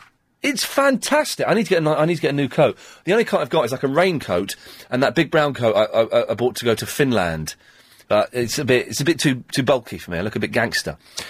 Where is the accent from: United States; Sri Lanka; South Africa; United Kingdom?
United Kingdom; London; It's a lot of fun being a Cockney, but it's more fun watching Cockneys.